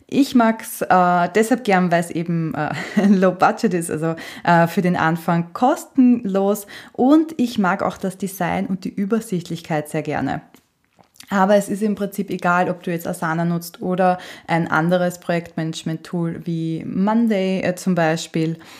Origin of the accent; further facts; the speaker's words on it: Austria; Bei uns in Österreich sagt man Stricherliste